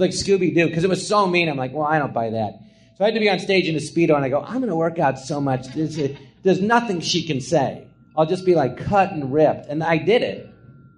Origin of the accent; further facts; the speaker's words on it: Los Angeles, California, United States; I'm from Tarzana